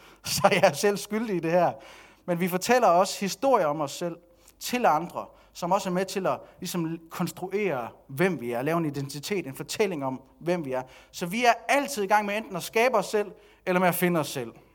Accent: Denmark; nu er jeg også dansker, og jeg er vokset op i det her samfund

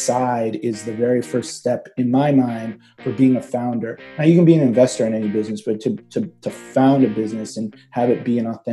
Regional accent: United States; also born or lived in Egypt; I was born in Egypt and moved to America when I was 3. We moved to the suburbs of Washington, D.C.

